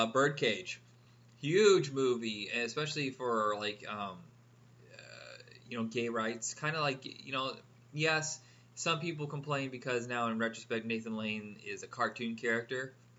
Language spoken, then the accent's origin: English; Indiana, United States; I grew up in Indiana where homophobia was absolutely to the hilt, and in a small town in Indiana. So, I mean, hey, hometown of Mike Pence.